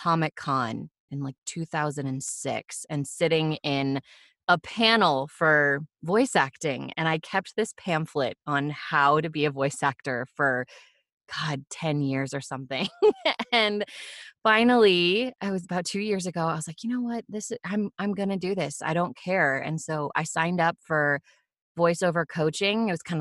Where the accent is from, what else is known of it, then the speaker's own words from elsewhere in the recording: West Coast, United States; I'm from the West Coast and we say Nevada